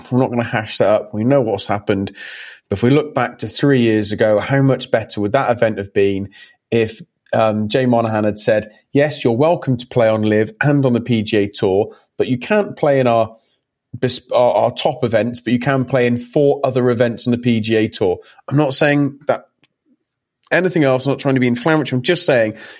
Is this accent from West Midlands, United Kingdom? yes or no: yes; Hereford, West Midlands, United Kingdom; We grew up in a city called Hereford